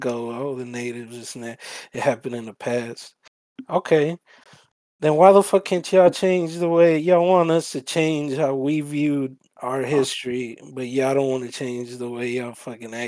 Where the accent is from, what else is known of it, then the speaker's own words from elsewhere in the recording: El Salvador; now in United States; I came from Salvador